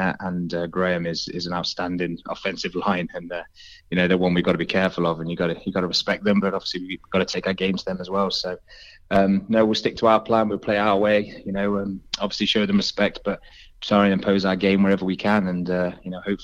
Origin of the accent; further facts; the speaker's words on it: Nottingham, East Midlands, United Kingdom; moved away as an adult; now in Swindon, United Kingdom; I'm from Nottingham originally, so when I moved down to Swindon